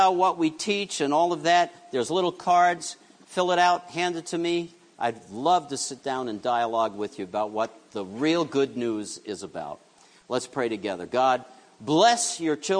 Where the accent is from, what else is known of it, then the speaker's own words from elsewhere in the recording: New York City, New York, United States; I grew up in New York City